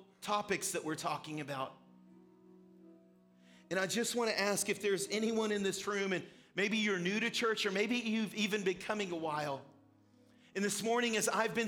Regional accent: United States

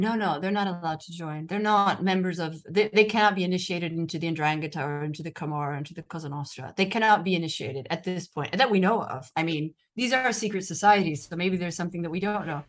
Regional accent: United States; accent: American; moved away as an adult; now in Rome, Italy; my American accent

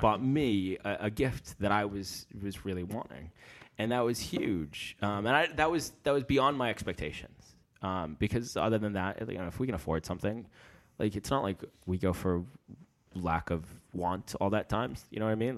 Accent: United States; moved away as an adult; now in London, United Kingdom; live, uh, in London, and I'm from America

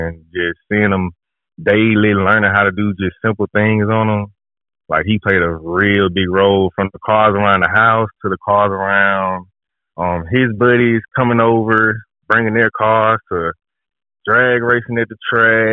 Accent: Birmingham, Alabama, United States; So I'm from Birmingham, Alabama. I grew up in Birmingham, Alabama

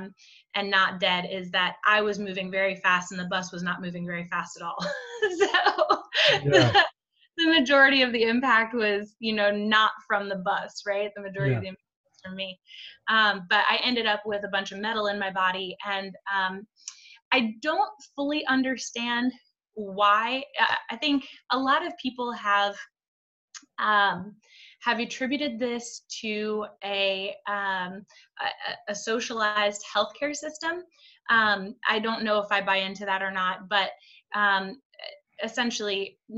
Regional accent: Vermont, United States; I grew up in Vermont

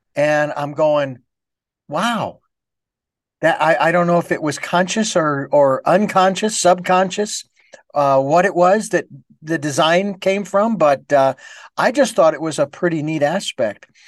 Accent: Phoenix, Arizona, United States; moved away; when I was in Phoenix, that's my hometown

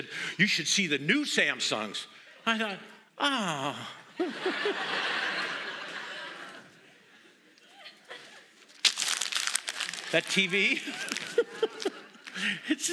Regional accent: Montana, United States; moved away; I'm from Montana

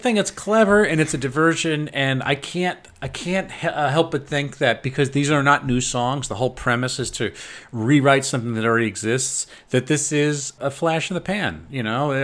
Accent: United States; as an American

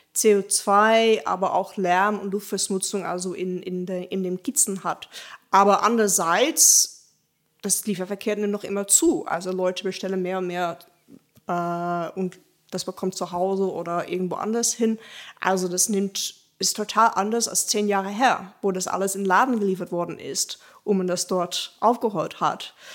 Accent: Rotterdam, South Holland, Netherlands; German is a second language; moved away as an adult; now in Dortmund, Germany; Also ich komme ursprünglich aus den Niederlanden, äh, aus Rotterdam spezifisch. Und ich bin jetzt seit anderthalb Jahren hier in Dortmund

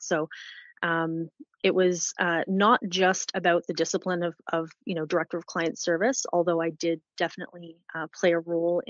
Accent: London, Ontario, Canada; growing up in London, I have to say, was pretty good.

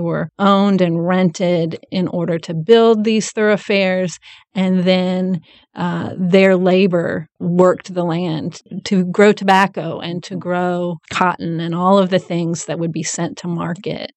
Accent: Nashville, Tennessee, United States; also born or lived in Rutherford County, Tennessee; I grew up in Nashville and now attend Middle Tennessee State University in Rutherford County

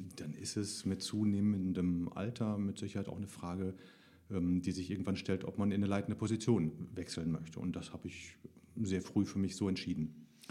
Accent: Heinsberg district, North Rhine-Westphalia, Germany; ich komme aus dem Kreis Heinsberg

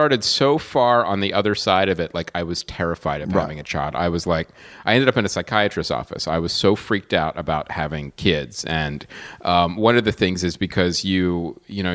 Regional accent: Pennsylvania, United States; now in Los Angeles, United States; I'm from Pennsylvania.

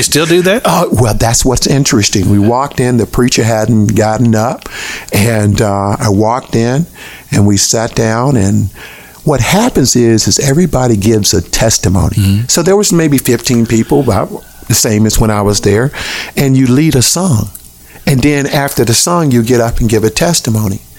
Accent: Tallahassee, Florida, United States; moved away as an adult; also born or lived in Jacksonville, Florida; I grew up in Allen Subdivision, which is the, university, was, uh, the subdivision that's south of the Capitol

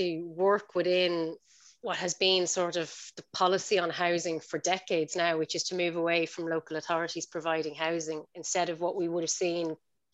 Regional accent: Tallaght, Leinster, Ireland; I spent most of my life growing up in Tala, and I love it

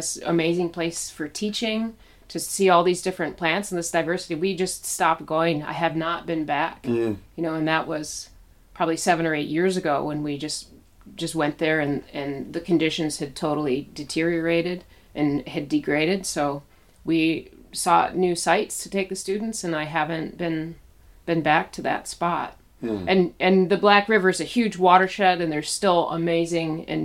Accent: Petoskey, Michigan, United States; I grew up in Petoskey, really close to Lake Michigan

